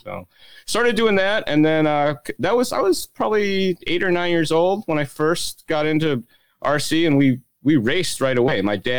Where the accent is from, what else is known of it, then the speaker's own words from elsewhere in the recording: Illinois, United States; I grew up in Illinois.